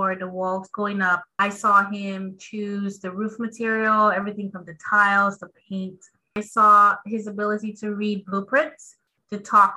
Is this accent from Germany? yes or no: no; Dominica; a kid growing up on Dominica. I'm from the Caribbean, from the Commonwealth of Dominica to be specific.